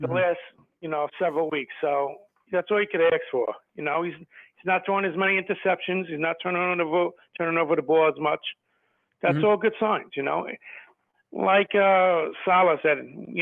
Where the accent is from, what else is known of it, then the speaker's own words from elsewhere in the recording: New York City, New York, United States; I'm from Staten Island, New York.